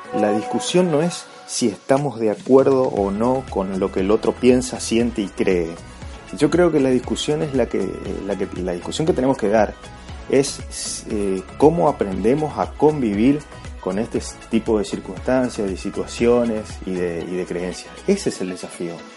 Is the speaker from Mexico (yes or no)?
no; Argentina; En Argentina, en mi país